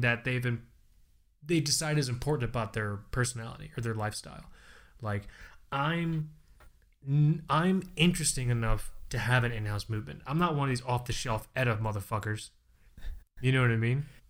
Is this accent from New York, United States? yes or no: no; Fort Lauderdale, Florida, United States; I'm from Florida